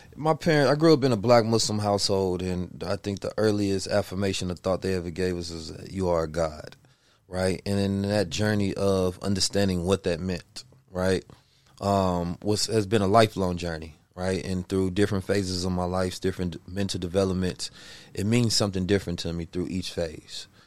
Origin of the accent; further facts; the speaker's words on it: Oakland, California, United States; also born or lived in St. Louis, Missouri; I was born in St. Louis, raised in Oakland, California.